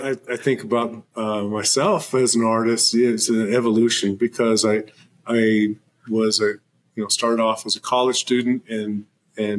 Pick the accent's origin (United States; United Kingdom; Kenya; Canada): United States; Oklahoma; also born or lived in Lubbock, Texas; my mom brought me back to Oklahoma, which is where the Muscogee Creek Nation is and also the Seminole Nation. And so I grew up in Oklahoma City, also in Tahlequah, Tulsa, Wyandotte, Norman